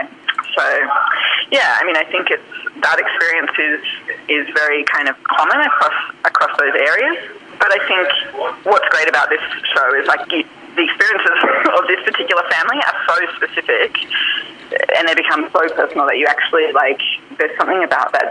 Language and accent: English; Lismore, New South Wales, Australia; I grew up in Lismore, New South Wales